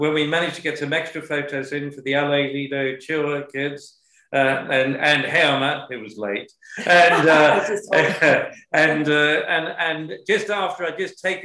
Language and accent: English; Sydney, New South Wales, Australia; moved away as an adult; also born or lived in Paris; Sydney, Australia